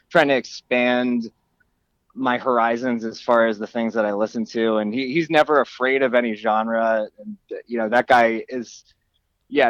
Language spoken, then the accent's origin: English; Horsham, Pennsylvania, United States; I am from a town in Pennsylvania called Horsham, and I still live not far from there.